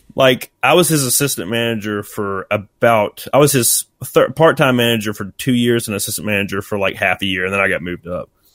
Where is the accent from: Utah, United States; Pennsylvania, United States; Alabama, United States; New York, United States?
Alabama, United States; accent: rednecky; my voice sounds very, like, rednecky, and I can't help it. It's just, I'm from Alabama.